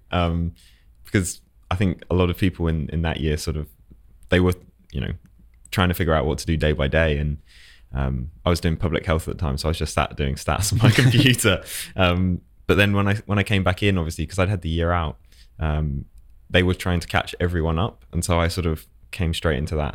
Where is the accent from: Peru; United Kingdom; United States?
United Kingdom; Essex, East of England; moved away as an adult; now in London, United Kingdom; originally I was from Essex